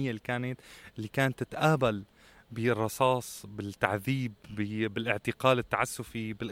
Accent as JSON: {"language": "Arabic", "country": "Syria", "said": "طلعنا فيه كسوريين بكل سلمية"}